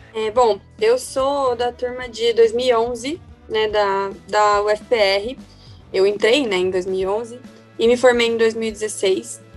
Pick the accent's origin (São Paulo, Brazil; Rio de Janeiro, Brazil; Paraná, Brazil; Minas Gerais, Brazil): Paraná, Brazil; Curitiba; E eu sou natural de Curitiba, né? Então cursei a faculdade toda aqui em Curitiba